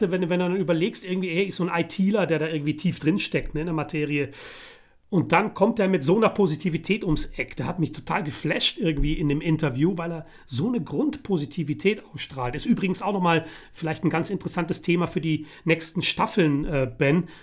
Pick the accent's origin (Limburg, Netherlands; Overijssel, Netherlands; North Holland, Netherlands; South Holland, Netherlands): South Holland, Netherlands; The Hague; born there; geboren in Den Haag und Den Haag liegt in Holland, ja.